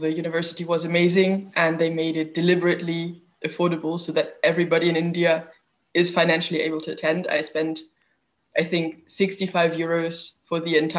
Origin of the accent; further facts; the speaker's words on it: Hamburg, Germany; I'm from Hamburg. My family's from Hamburg, especially on my father's side. So that's just sort of where my roots are.